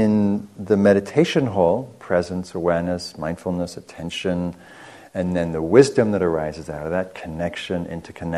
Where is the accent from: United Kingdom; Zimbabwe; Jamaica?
United Kingdom; England; moved away as an adult; also born or lived in Marin County, California; now in United States; so I'm from England. I came over here in the early 90s